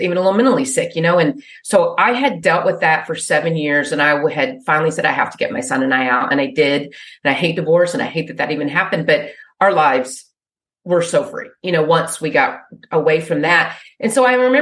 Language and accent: English; Wichita Falls, Texas, United States; moved away; I grew up in Wichita Falls